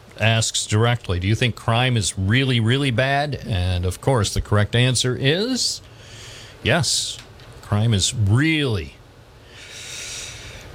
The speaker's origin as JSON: {"language": "English", "town": "Endwell", "region": "New York", "country": "United States", "tie": "born or raised there", "also_born_or_lived": "Endicott, New York", "said": "as a young lad growing up in Endwell and then later in Endicott"}